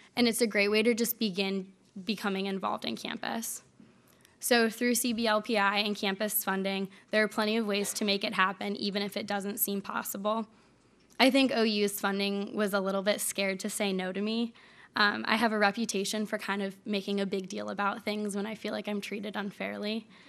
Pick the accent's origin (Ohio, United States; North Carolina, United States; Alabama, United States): Ohio, United States; Cleveland; I grew up in Cleveland